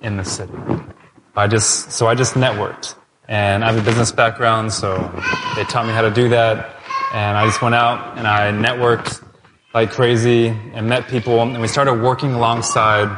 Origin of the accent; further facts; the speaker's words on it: United States; moved away as an adult; now in Toronto, Canada; I'm from the States.